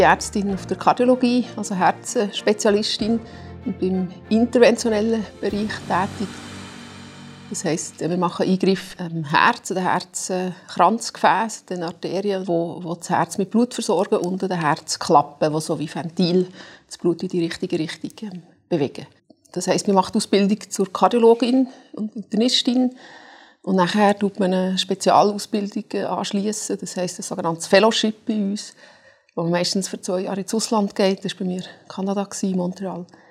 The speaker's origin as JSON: {"language": "German", "region": "Zurich", "country": "Switzerland", "said": "als Zürcher"}